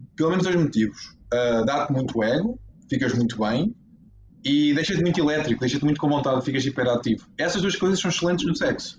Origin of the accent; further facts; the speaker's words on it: Portugal; somos portugueses